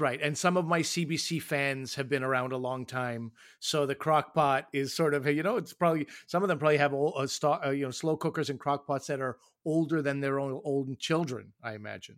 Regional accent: New Brunswick, Canada; I was born in New Brunswick

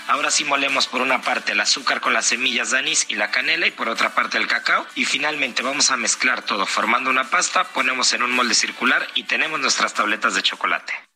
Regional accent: Mexico; como buenos mexicanos

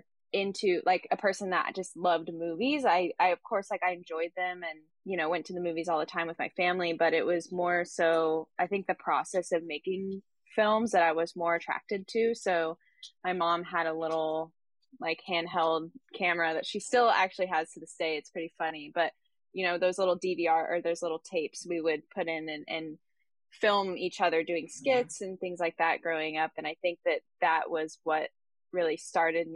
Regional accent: Tulsa, Oklahoma, United States; I'm from Tulsa, Oklahoma.

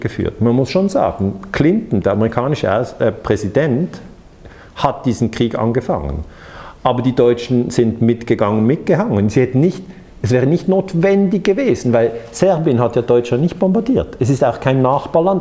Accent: Switzerland; als Schweizer

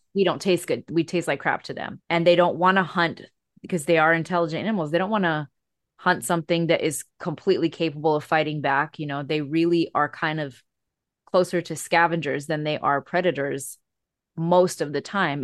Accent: Hawaii, United States; I live in Hawaii where we are Native Hawaiian.

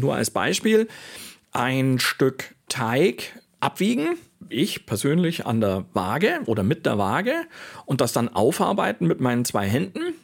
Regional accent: Augsburg, Bavaria, Germany; moved away; also born or lived in Switzerland; in Augsburg, in meiner Heimatstadt

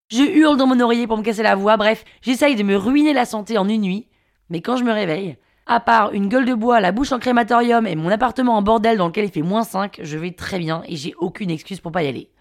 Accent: Paris, Île-de-France, France; also born or lived in London, United Kingdom; Parisienne, 34 ans, et je suis née à Londres en Angleterre.

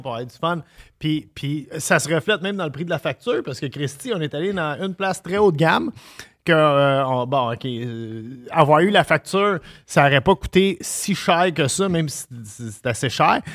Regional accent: Montreal, Quebec, Canada; j'ai grandi à Tétroville

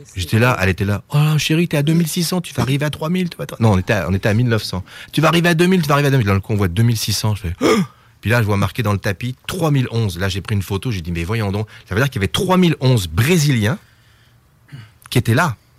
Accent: France; je suis français

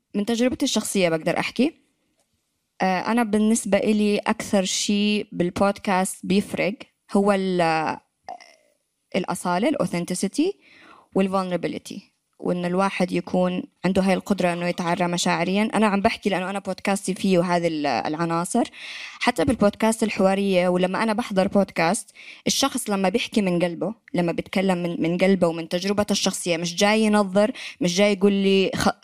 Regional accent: Yemen; accent: Yemeni; moved away as an adult; طلعت من اليمن في 2013

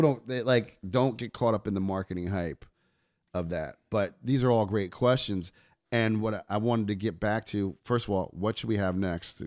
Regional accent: New York, United States; I'm from New York

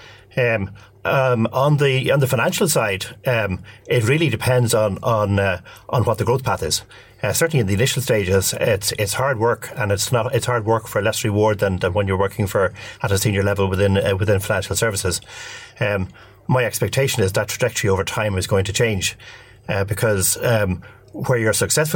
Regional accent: Dublin, Leinster, Ireland; I'm from Dublin

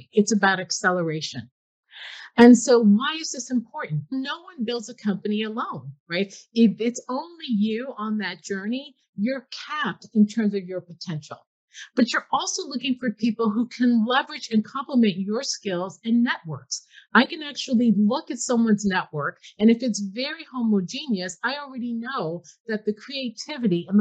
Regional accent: Newark, New Jersey, United States; I'm from Newark, New Jersey

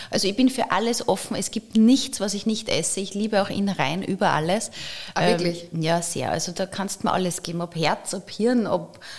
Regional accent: Linz, Upper Austria, Austria; Das sind alles so Orte, wo man als Linzer gerne ist.

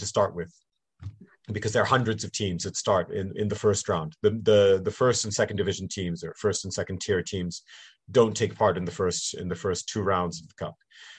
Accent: Canada; born there; accent: slight North American; I am bilingual. My mother's family is English, and I was born in Canada and went to international schools. So that explains my English and also my slight North American accent.

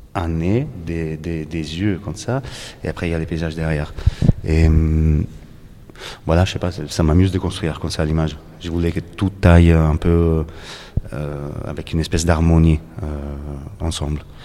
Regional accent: Naples, Campania, Italy; accent: Italian; French is a second language; moved away as an adult; also born or lived in Paris; now in Greece; Cette ville, là c'est là où j'ai grandi.

